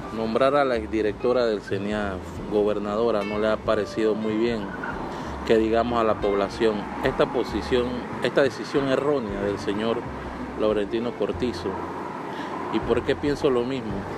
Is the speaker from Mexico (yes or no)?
no; Panama; mi país